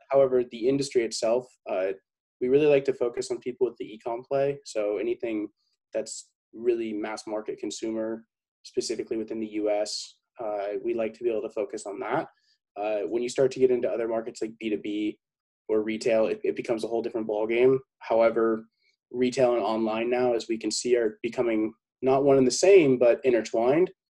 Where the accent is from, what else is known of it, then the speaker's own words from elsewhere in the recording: San Diego, California, United States; born and raised in San Diego, 22, almost 23 years old.